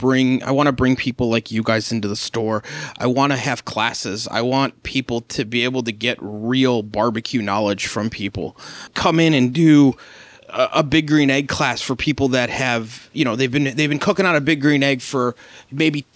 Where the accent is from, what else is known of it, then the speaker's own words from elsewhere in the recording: Chicago, Illinois, United States; Roots are Chicago. Born and raised in Chicago